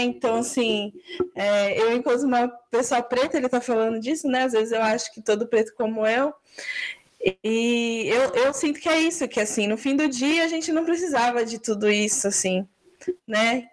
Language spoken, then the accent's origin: Portuguese; São Paulo, Brazil; Eu também sou paulistana